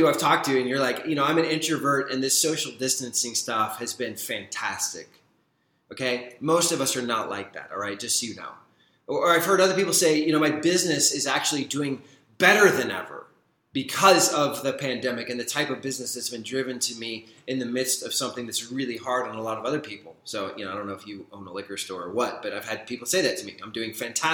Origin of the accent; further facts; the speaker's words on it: Deep South, United States; Revival is a word I grew up with in the Deep South